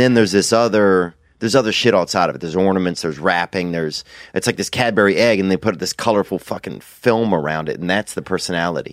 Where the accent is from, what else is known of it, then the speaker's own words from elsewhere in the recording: the South, United States; I'm from the South